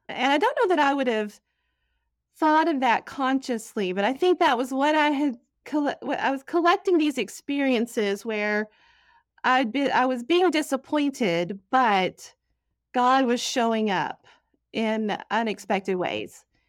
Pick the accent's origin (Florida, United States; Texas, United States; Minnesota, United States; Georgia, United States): Texas, United States; Dallas; moved away; I grew up in Dallas, Texas